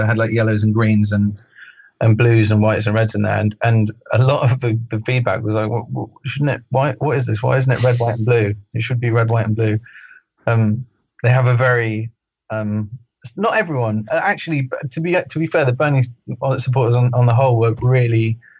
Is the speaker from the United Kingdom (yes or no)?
yes; United Kingdom; especially being a Brit, that I should mind my own business and not interfere in American politics